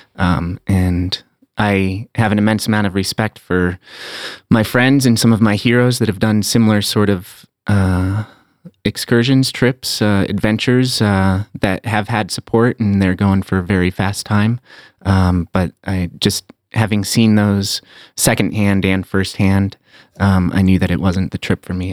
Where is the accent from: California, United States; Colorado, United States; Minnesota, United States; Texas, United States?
Colorado, United States; Aspen; also born or lived in San Francisco; my hometown of Aspen, Colorado